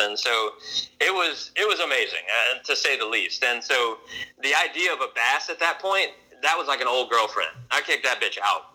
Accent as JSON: {"language": "English", "region": "Louisiana", "country": "United States", "tie": "born or raised there", "said": "I moved back to Louisiana and was introduced to redfish for the first time in my life, even though I grew up in Louisiana."}